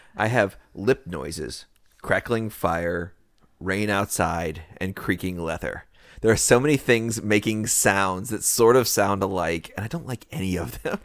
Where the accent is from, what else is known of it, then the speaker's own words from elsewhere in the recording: the South, United States; we are from the South